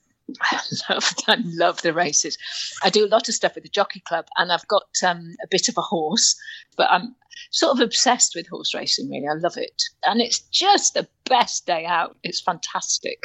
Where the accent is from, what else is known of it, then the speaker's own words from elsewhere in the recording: North Wales, United Kingdom; moved away; I am Welsh and I grew up in North Wales.